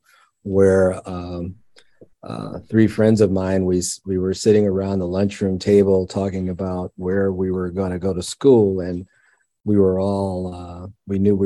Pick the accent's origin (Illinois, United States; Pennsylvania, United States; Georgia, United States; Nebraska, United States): Illinois, United States; Chicago; also born or lived in Charleston, Illinois; grew up in the far south side of Chicago.